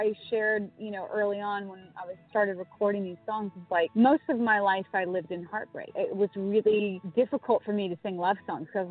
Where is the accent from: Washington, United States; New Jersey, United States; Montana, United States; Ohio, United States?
Montana, United States; moved away as an adult; also born or lived in California; now in Nashville, United States; Growing up in Montana